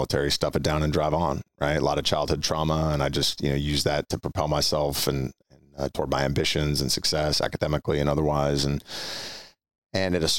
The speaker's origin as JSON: {"language": "English", "town": "Orinda", "region": "California", "country": "United States", "tie": "born or raised there", "also_born_or_lived": "Walnut Creek", "said": "grew up in a town called Orinda, which is just east of Oakland and Berkeley."}